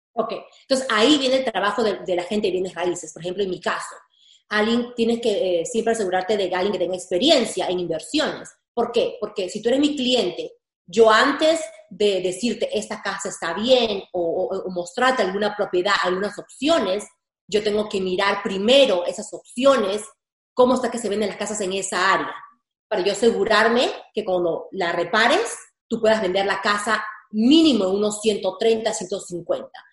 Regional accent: Peru; now in United States; yo soy de Perú

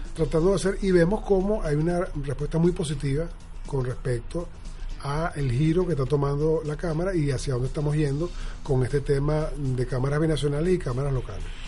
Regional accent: Venezuela; also born or lived in South Florida; now in United States; somos todos venezolanos y que de alguna manera vivamos acá

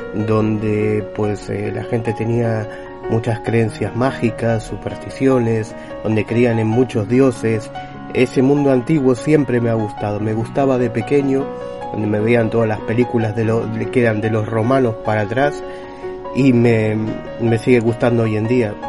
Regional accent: Buenos Aires, Argentina; born or raised there; moved away; also born or lived in Galicia, Spain

